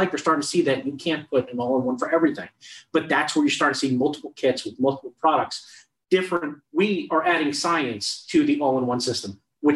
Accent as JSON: {"language": "English", "region": "New Jersey", "country": "United States", "said": "I'm from Jersey"}